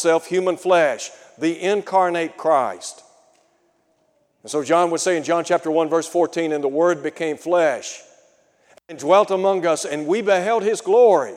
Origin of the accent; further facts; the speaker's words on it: Chattanooga, Tennessee, United States; When I was a young fella growing up in Chattanooga